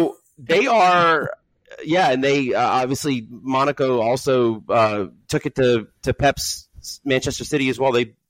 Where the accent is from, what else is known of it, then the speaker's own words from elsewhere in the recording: Germany; I remember when I was growing up in Germany, Nantes was a powerhouse.